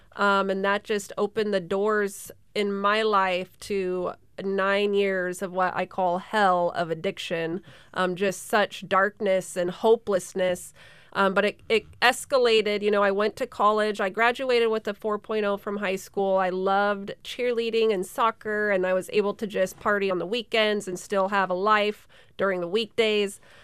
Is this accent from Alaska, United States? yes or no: yes; Sterling, Alaska, United States; born and raised in Sterling, Alaska